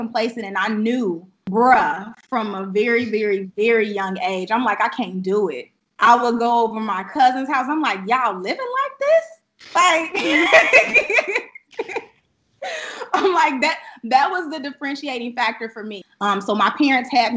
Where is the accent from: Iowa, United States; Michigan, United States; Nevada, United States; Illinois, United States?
Illinois, United States; Chicago; now in Atlanta, United States; I'm currently based out of Atlanta, Georgia, and I am originally I was based, or I'm from Chicago, Illinois. So I'm from the South Side